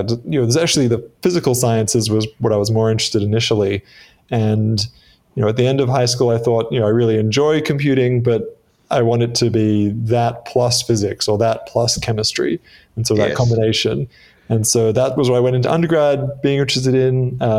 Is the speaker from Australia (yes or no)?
yes; Australia; accent: Australian; also born or lived in Midwest, United States; I spent a year in the US when I was six. So my accent is not as Australian as you might expect.